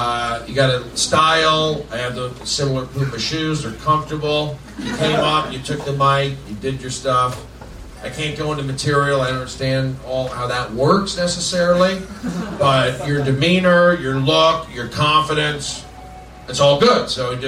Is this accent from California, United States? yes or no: yes; Los Angeles, California, United States; I'm from Reseda